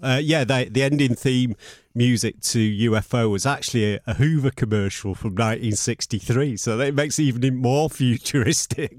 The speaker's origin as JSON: {"language": "English", "town": "Manchester", "region": "North West England", "country": "United Kingdom", "tie": "born or raised there", "also_born_or_lived": "Burnage", "said": "Levenshulme was where I was brought up"}